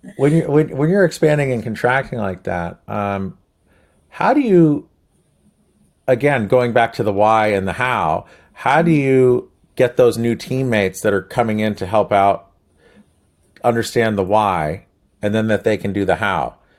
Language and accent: English; New Jersey, United States; we're from Jersey